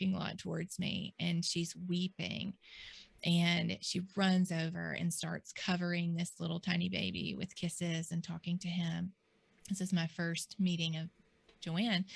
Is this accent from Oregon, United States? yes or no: no; Mississippi, United States; I was born and raised here in Mississippi